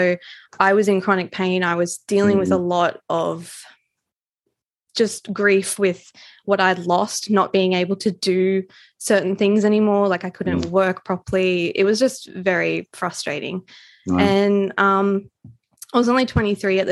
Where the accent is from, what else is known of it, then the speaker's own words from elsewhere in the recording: Australia; as an Australian author